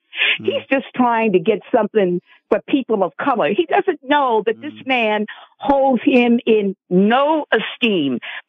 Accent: New York, United States; now in Arizona, United States; But I'm originally from New York. I'm originally from the same place that Mr. Trump is from.

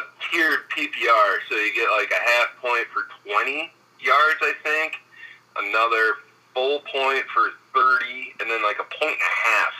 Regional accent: Wisconsin, United States; I'm from Wisconsin, boy.

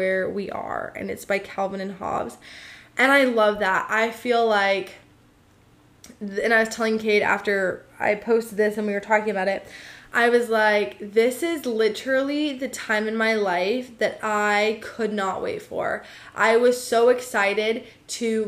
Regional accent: United States; I'm an American

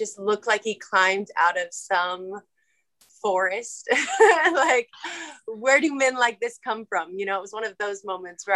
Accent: Wenatchee, Washington, United States; also born or lived in Seattle, Washington; I was born and raised in Wenatchee, Washington, Central Washington

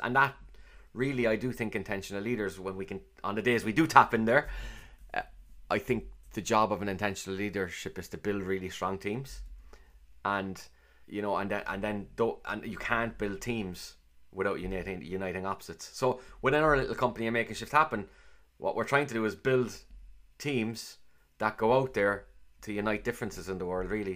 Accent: Cork, Munster, Ireland; accent: Cork; I sound like I'm from Cork, clearly. And for me, growing up as a young kid, I, I sounded like everyone else

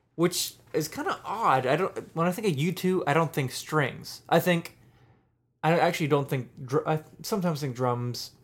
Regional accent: Pittsburgh, Pennsylvania, United States; I'm from Pittsburgh where everyone else in the world says roots

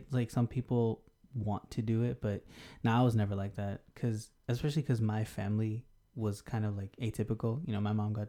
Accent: Texas, United States; also born or lived in Colorado / California / India; before I was born in Colorado, lived in Cali, moved to India, then moved to Texas.

